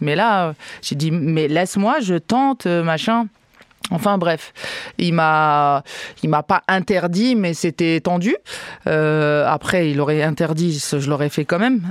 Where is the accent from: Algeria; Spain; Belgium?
Algeria; Algiers, Algiers Province; also born or lived in Canada; now in France; dans mon quartier, euh, là où j'ai grandi, à Babzouar, à Alger